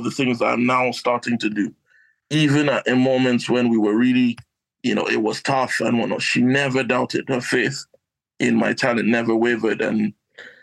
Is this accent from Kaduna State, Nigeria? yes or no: yes; Kaduna, Kaduna State, Nigeria; also born or lived in Croydon, South London; now in United Kingdom; my hometown of Kaduna, Northern Nigeria